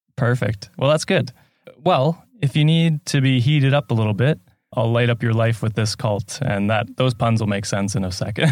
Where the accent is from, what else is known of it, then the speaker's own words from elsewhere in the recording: Canada; I'm from Canada